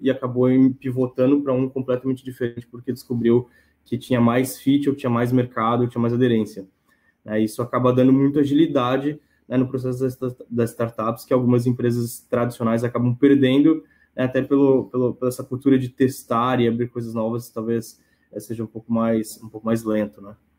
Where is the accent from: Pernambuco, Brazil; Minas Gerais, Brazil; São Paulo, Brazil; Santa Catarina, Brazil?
São Paulo, Brazil; moved away as an adult; now in Joinville, Brazil; eu sou natural de São Paulo, né, mas estou morando aqui em Joinville